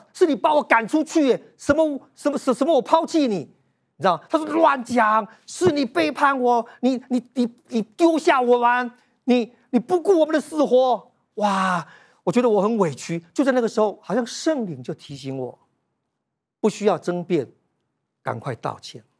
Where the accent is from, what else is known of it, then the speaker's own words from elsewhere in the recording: Yunlin County, Taiwan; moved away as an adult; also born or lived in Taichung; 在我二十四岁的那一年，我们两个人从云林的乡下一起到台中，要来创业，要来做保险。